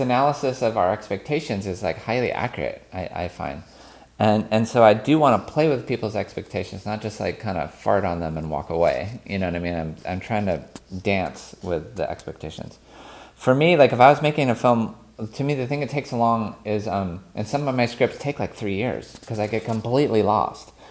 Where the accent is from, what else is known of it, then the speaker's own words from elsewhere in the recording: United States; I'm an American born in the, in the sixties